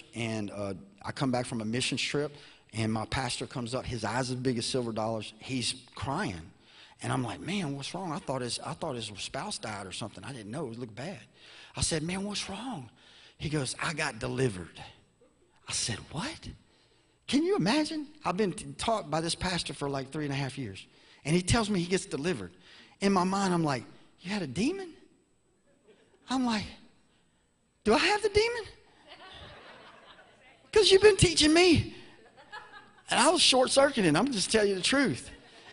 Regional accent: Baton Rouge, Louisiana, United States; I'm from Louisiana, so we had Katrina

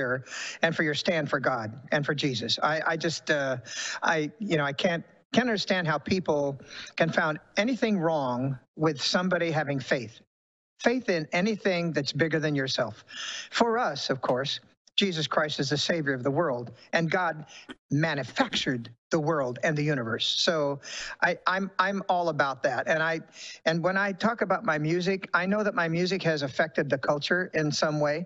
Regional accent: Sacramento, California, United States; I was raised in Sacramento, California

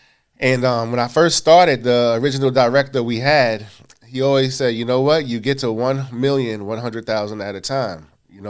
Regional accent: Queens, New York, United States; I'm from Queens. Yes, yes, yes. Yeah. Born in Hollis, Queens, raised in South Jamaica.

